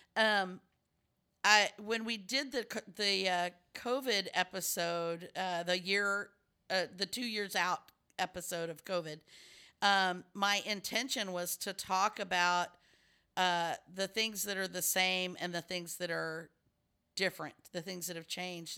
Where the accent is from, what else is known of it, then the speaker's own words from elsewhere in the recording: Texas, United States; I'm from Texas